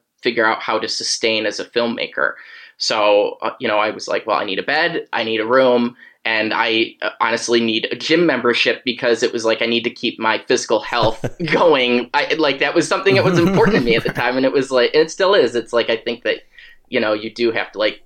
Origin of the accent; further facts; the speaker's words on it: upstate New York, United States; moved away as an adult; also born or lived in Los Angeles; I'm from New York, I mean, upstate, but like, you know, my family's from Manhattan